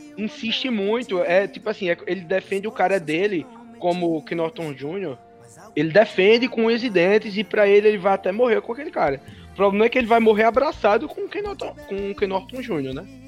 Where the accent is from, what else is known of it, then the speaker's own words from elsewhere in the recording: Campina Grande, Paraíba, Brazil; Eu sou de Campina Grande, é, aqui na Paraíba